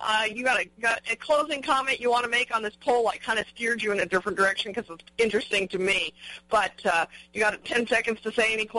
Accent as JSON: {"language": "English", "town": "Albuquerque", "region": "New Mexico", "country": "United States", "tie": "born or raised there", "said": "He's based in Albuquerque, New Mexico, my hometown"}